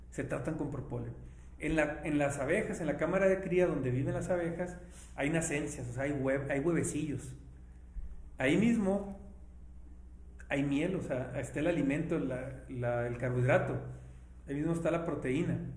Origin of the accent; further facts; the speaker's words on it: Ciudad Obregón, Sonora, Mexico; soy de Obregón